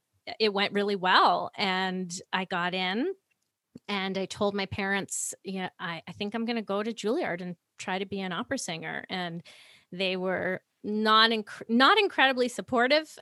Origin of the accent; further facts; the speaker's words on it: New York City, New York, United States; now in Vernon, Canada; I grew up in New York City